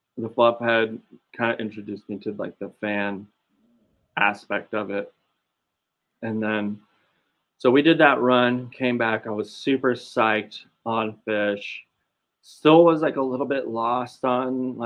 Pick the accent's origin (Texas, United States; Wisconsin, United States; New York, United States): Texas, United States; Austin; now in Pauls Valley, United States; I'm from Austin too